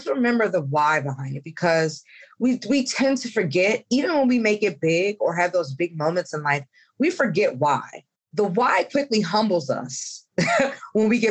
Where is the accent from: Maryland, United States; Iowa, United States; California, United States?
Maryland, United States; Columbia; moved away; my hometown of Columbia, Maryland